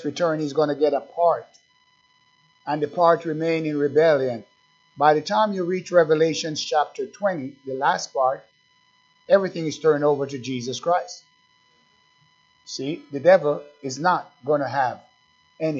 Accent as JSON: {"language": "English", "country": "Jamaica", "tie": "born or raised there", "moved": "yes", "lives_now": "United States", "said": "I'm an American, but I was born in Jamaica"}